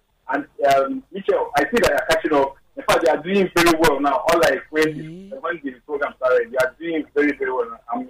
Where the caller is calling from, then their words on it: Lagos, Nigeria; I'm calling from Adja area.